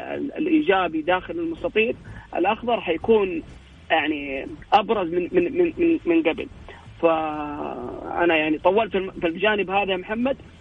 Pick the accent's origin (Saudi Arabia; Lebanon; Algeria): Saudi Arabia; عندنا في السعوديه